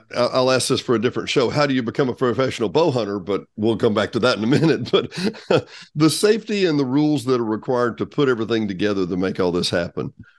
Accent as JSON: {"language": "English", "region": "South Arkansas", "country": "United States", "tie": "born or raised there", "said": "I grew up in South Arkansas"}